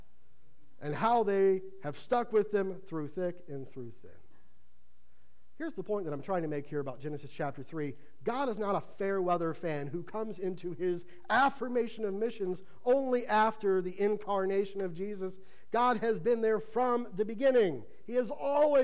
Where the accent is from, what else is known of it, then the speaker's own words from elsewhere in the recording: Ohio, United States; moved away; Growing up in Ohio